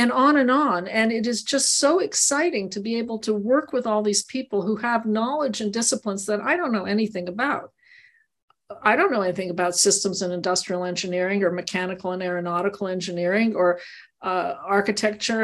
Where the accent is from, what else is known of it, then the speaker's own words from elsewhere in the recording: Montreal, Quebec, Canada; also born or lived in Maryland (NIH); now in Tucson, United States; I grew up in Montreal